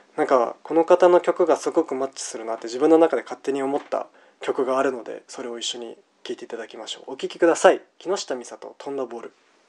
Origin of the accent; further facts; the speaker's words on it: Japan; 僕は日本から来たんだよ